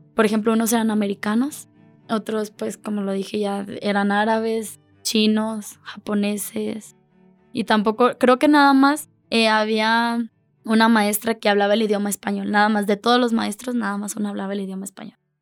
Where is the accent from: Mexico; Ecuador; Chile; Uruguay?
Mexico; yo era la única de México